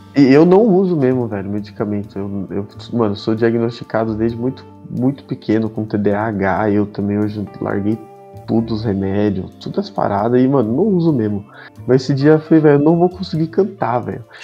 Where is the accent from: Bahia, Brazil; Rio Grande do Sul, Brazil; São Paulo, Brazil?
São Paulo, Brazil; Sorocaba; eu sou de Sorocaba